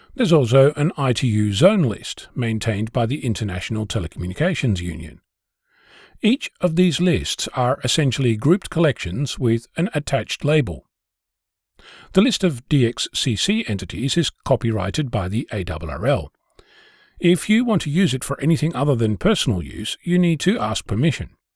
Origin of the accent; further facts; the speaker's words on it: Australia; As an Australian